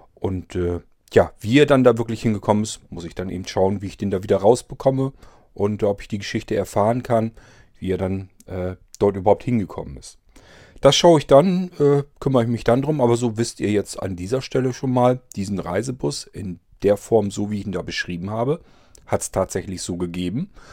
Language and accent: German; Barenburg, Lower Saxony, Germany; dort, wo ich aufgewachsen bin